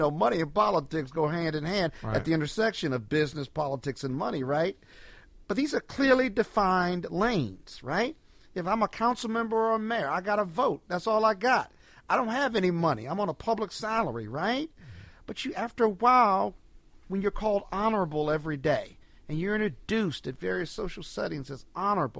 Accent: Chicago, Illinois, United States; now in Washington, D.C., United States; I'm from Chicago.

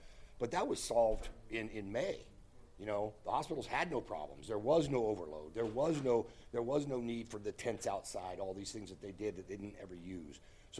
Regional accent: United States; born there; You know, we're in America. I was born in America.

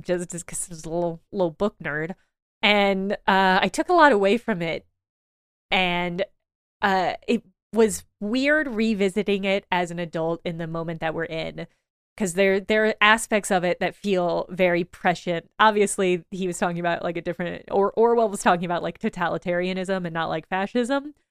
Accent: Illinois, United States; moved away; I come from Illinois

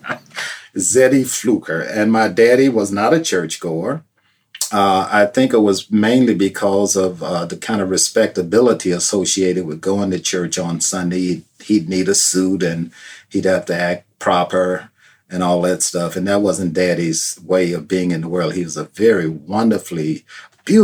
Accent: Chicago, Illinois, United States; also born or lived in Vaiden, Mississippi; I grew up on the south side

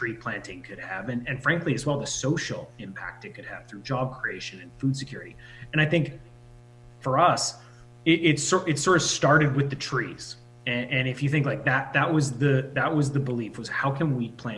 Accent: Saskatchewan, Canada; a really small community, which we grew up in Saskatchewan

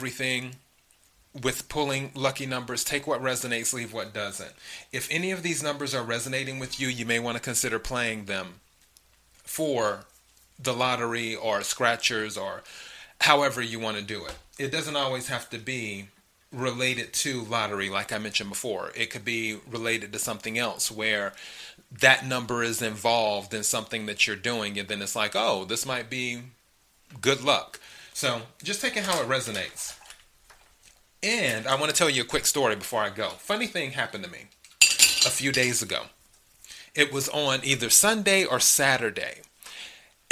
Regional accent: South Carolina, United States; moved away; I'm originally from South Carolina

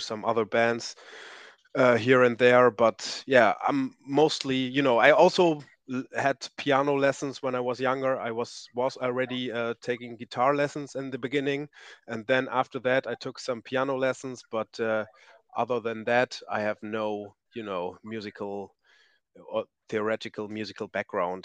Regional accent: East Frisia, Lower Saxony, Germany; I'm from Northern Germany, and we have, to be clear, I'm from East Frisia

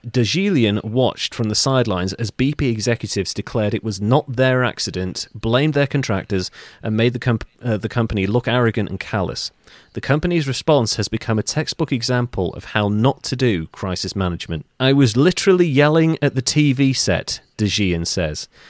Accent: North Wales, United Kingdom; I'm from North Wales.

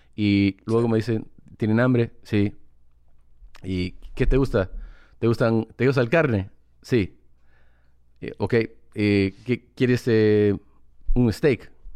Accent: United States; Spanish is a second language; yo soy mitad peruano, pero soy americano

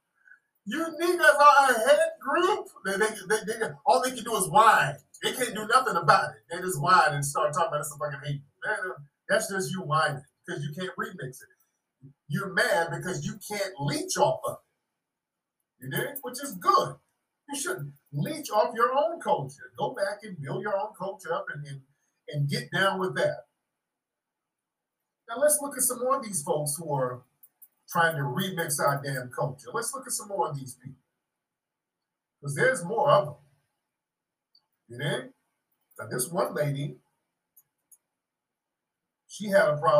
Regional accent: United States; our own foundational Black American culture

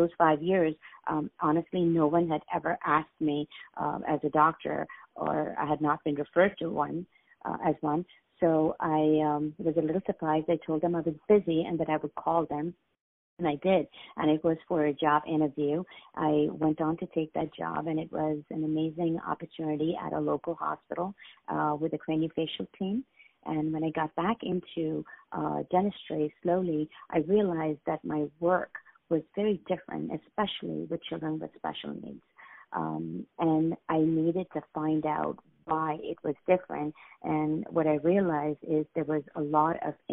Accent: India; moved away as an adult; now in United States; I was born raised in India, and I moved to the United States in 1986.

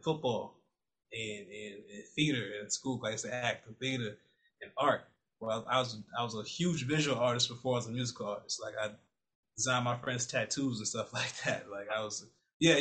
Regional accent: New Rochelle, New York, United States; moved away as an adult; also born or lived in Bronx, New York / Washington, District of Columbia, United States; now in Maryland, United States; I was born in the Bronx until about really young, real, real young. So I barely remember much of the Bronx. And I moved to Westchester County, New Rochelle, New York. And that's where I really did like all my developmental years

